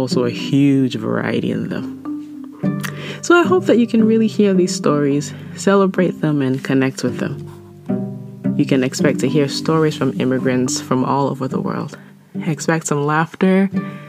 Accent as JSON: {"language": "English", "country": "Ghana", "moved": "as an adult", "lives_now": "United States", "said": "I'm from Ghana, West Africa, and I immigrated to the U.S. for college in 2007."}